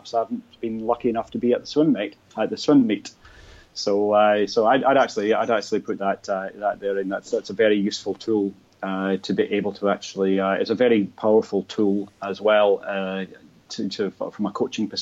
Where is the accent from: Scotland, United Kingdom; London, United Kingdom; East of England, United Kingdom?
Scotland, United Kingdom; now in Australia; I did represent my hometown back in Scotland in the pool